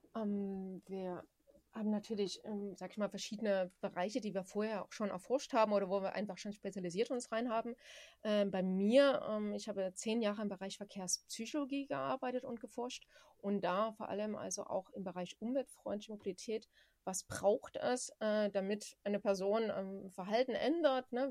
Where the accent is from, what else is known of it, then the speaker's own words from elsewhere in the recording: Saxony, Germany; ich komme ja aus Sachsen